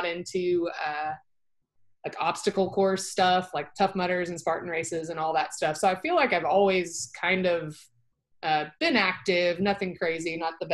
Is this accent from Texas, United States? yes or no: yes; Dallas, Texas, United States; So I grew up in Dallas, North Dallas, and I've lived here my whole life